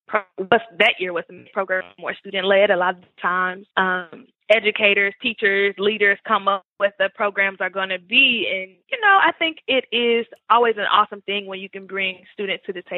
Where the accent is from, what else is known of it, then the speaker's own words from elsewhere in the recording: Memphis, Tennessee, United States; also born or lived in Murfreesboro, Tennessee; now in Nashville, United States; I grew up in Memphis, Tennessee